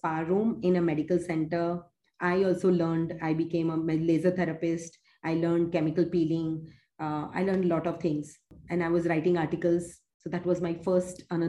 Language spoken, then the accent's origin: English; Mumbai, Maharashtra, India; born or raised there; moved away as an adult; also born or lived in Uganda